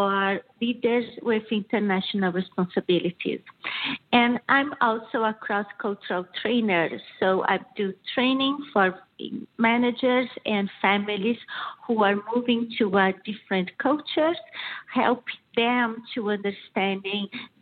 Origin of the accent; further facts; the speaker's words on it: southern Brazil, Brazil; first language Portuguese; English is a second language; moved away as an adult; also born or lived in Milan, Italy; now in Michigan, United States; as you can see from my accent, I'm originally from Brazil. So my family is from Brazil, south of Brazil.